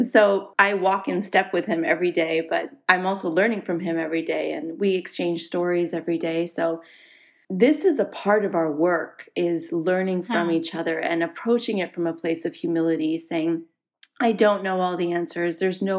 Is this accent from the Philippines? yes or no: no; Canada; also born or lived in Singapore; now in United States; Yes, so I was born in Singapore. My parents were living there at the time for my father's work. And it's interesting, I was born a Canadian citizen. So in Singapore, you're not born with birthright. And so we moved to Canada when I was 4 years old. I grew up there.